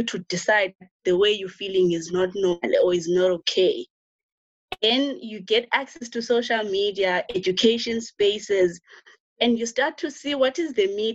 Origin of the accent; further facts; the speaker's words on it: rural Eastern Cape, South Africa; I'm actually village raised. So I was born in the Eastern Cape, rural Eastern Cape, like very rural Eastern Cape.